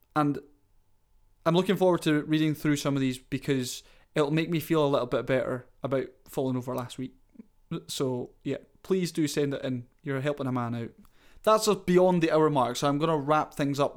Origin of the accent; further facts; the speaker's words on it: Scotland, United Kingdom; I'm Scottish